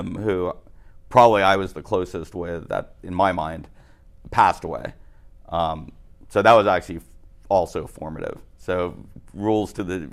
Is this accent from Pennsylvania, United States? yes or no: no; Miami, Florida, United States; I grew up in Miami, which is actually a pretty violent city